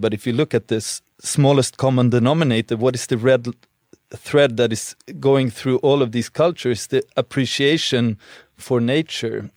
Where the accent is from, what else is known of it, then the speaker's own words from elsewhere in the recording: Sweden; moved away; growing up in Sweden